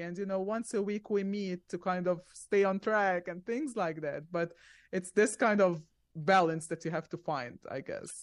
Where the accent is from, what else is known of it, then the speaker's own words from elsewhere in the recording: Egypt; moved away as an adult; also born or lived in Zambia / Arizona; now in Orlando, United States; we stayed there for five years, and then we went to Egypt because my parents were originally from Egypt, and I lived there for about seventeen years